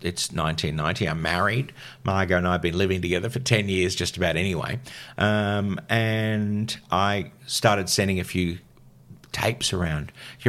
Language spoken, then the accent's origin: English; England, United Kingdom; born there; But then I also realised that I had a British passport and I was born in England, so I was a dual citizen.